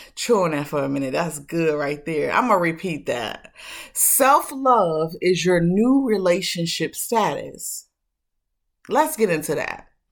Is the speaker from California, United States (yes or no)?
no; Detroit, Michigan, United States; I was born and raised up in Detroit, Michigan, better known as the D, the three one three.